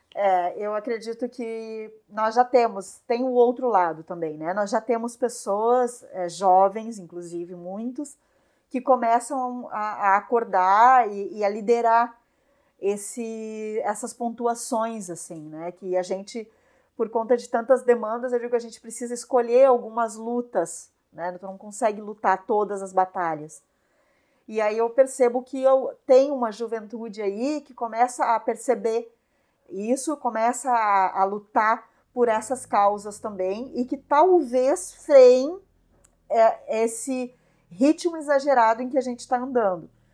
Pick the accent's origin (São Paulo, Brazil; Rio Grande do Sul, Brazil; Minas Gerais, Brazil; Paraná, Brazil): Rio Grande do Sul, Brazil; São Leopoldo; moved away as an adult; now in Garopaba, Brazil; eu nasci em São Leopoldo, cresci em São Leopoldo e em 2004 eu vim para Garopaba